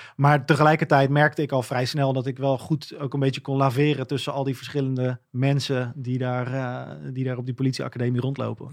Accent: Gouda, South Holland, Netherlands; Ik kom denk ik uit een vrij eh, doorsnee gezin uit Gouda

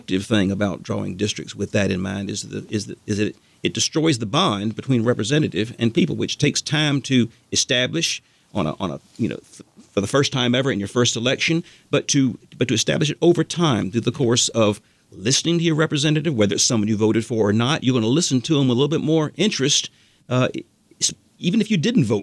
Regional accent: Athens, Georgia, United States; also born or lived in Savannah, Georgia / Augusta, Georgia; Over in Athens, for example, my hometown

